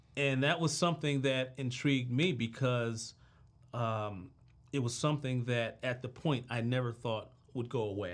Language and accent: English; Washington, District of Columbia, United States; I'm from Southeast D C